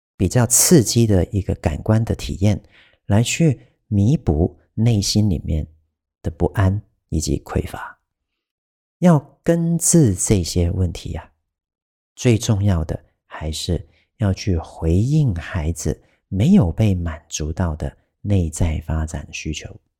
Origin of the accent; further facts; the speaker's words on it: Taiwan; 这不是我们台湾人平常会， 会常用的一个发音